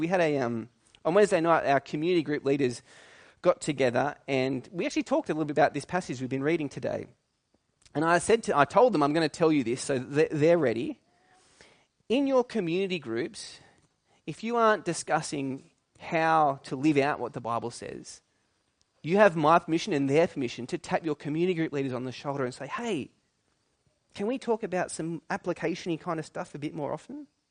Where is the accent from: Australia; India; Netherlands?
Australia; New South Wales; I grew up in New South Wales